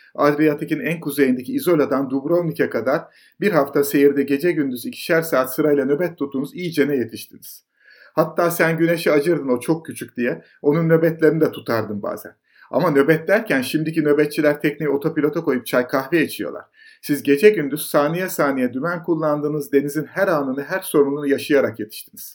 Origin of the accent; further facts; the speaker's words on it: Istanbul, Turkey; Biz bir taraftan Ataköy'de, bir taraftan Heybeliada'da annemin ailesinin yazlık evinde, sonra İstinye'de hep denizin kenarında büyüdük